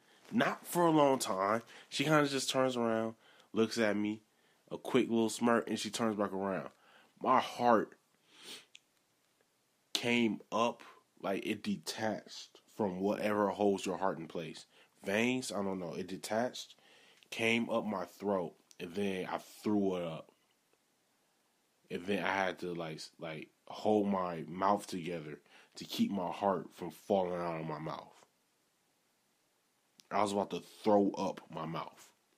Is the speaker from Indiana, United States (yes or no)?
no; Milwaukee, Wisconsin, United States; I'm originally from Milwaukee.